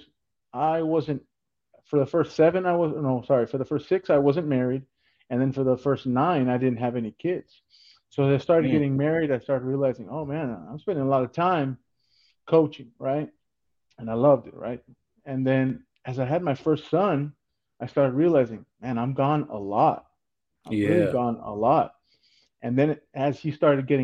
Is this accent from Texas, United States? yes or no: yes; South Texas, United States; I'm originally from South Texas. My parents, they came from Mexico. So I'm a first generation Mexican American